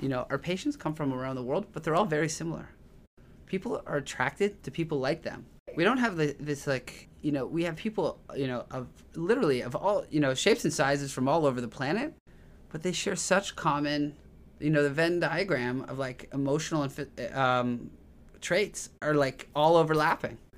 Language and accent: English; Toronto, Ontario, Canada; So I grew up in Tor, in Toronto, Canada